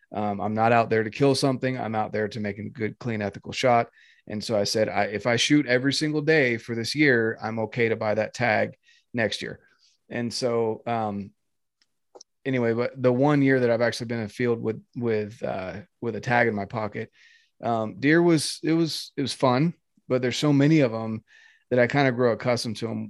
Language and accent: English; North Carolina, United States; moved away as an adult; now in Utah, United States; I'm from North Carolina, born and raised. Oh yeah. Um, yeah, till I was 18, and that's when I came out to Utah